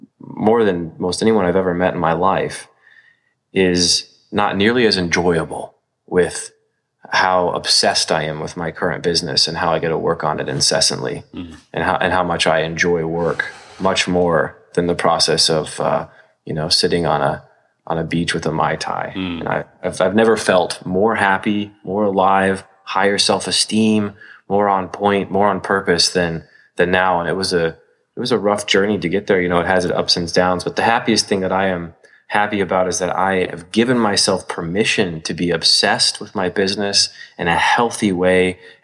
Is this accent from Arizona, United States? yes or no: no; Iowa, United States; Born and raised in Iowa.